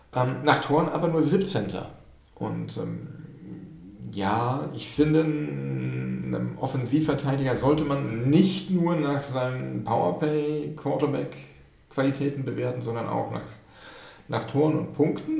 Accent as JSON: {"language": "German", "town": "Dortmund", "region": "North Rhine-Westphalia", "country": "Germany", "tie": "born or raised there", "said": "komme aus dem Ruhrgebiet, geboren in Dortmund."}